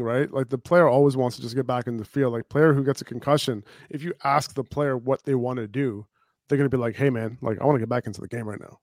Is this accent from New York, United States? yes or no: yes; New York City, New York, United States; now in New Jersey, United States; I'm from I'm from New York City